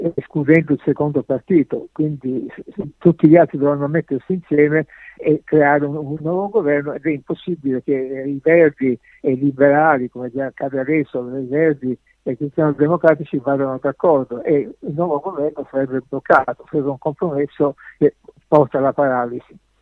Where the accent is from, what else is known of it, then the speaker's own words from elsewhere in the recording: Sicily, Italy; now in Germany; come siciliano